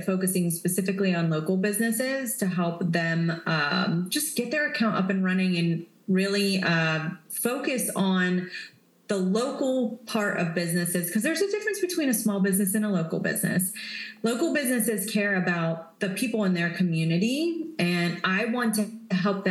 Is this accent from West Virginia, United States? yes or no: yes; West Virginia, United States; moved away; I grew up in West Virginia, which is in the middle of nowhere. It's smaller than the town that I live in now